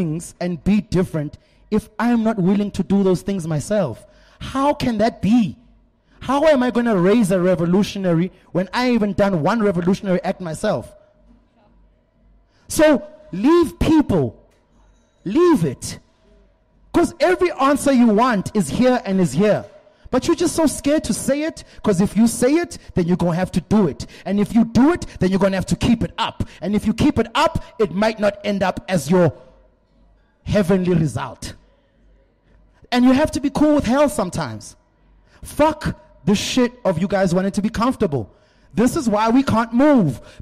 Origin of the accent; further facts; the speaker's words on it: South Africa; I'm from South Africa